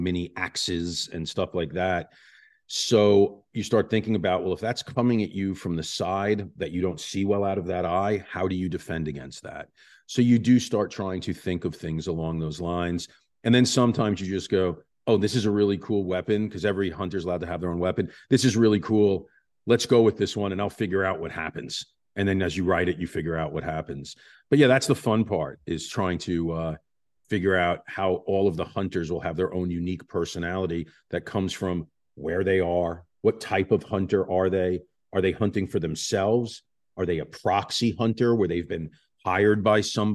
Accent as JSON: {"language": "English", "region": "New York", "country": "United States", "said": "I'm from New York."}